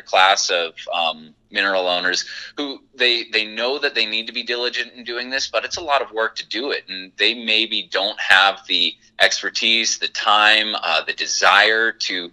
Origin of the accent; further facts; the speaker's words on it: Watford City, North Dakota, United States; me and my partner, Jeff Comer, we're both from Watford City originally.